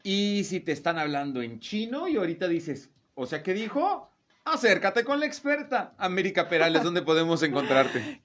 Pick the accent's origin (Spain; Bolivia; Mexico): Mexico